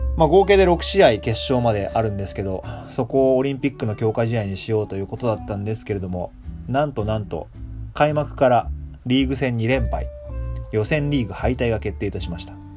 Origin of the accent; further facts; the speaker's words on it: Japan; moved away; 年明けに日本に帰ってたんですけど